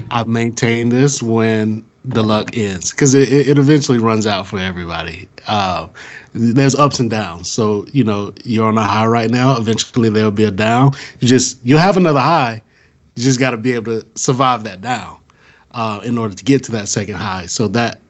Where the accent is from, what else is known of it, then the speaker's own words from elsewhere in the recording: Atlanta, Georgia, United States; I grew up in Atlanta